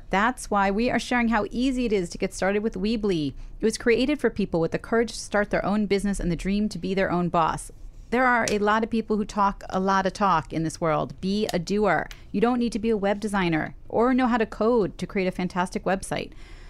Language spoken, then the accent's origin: English; Brooklyn, New York, United States; I grew up in Park